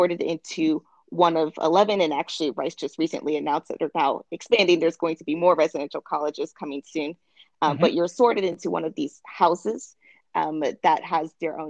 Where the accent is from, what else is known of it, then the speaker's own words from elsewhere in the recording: Maryland, United States; moved away as an adult; also born or lived in Houston, Texas; I'm originally from Maryland, on the East Coast